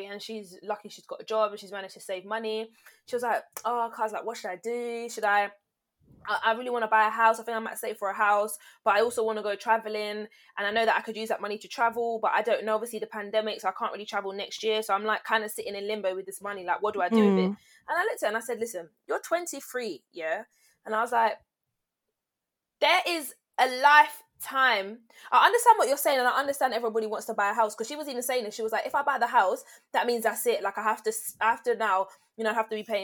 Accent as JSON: {"language": "English", "region": "London", "country": "United Kingdom", "said": "I went to uni in London. I'm from London, but I was like, let me move out"}